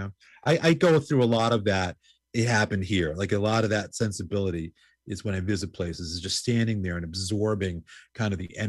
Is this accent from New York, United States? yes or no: yes; New York City, New York, United States; I grew up in New York going to CBGB's started going there in like 1977 while in high school.